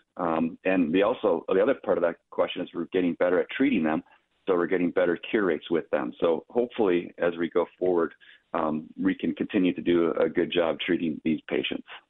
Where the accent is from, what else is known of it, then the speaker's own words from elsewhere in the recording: Minneapolis, Minnesota, United States; I'm a Minnesotan, true and true. So I was born in Minneapolis. I was born and raised there.